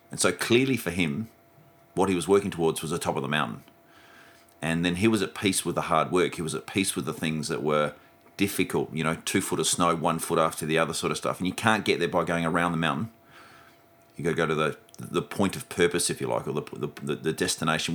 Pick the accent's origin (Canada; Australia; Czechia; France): Australia; Melrose, South Australia; moved away; when I grew up in Melrose or when I was farming up in Melrose